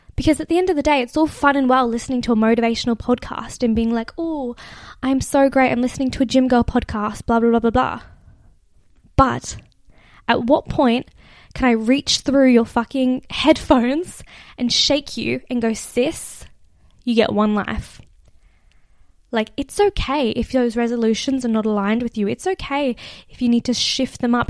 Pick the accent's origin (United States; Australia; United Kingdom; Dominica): Australia; accent: Australian; my Australian accent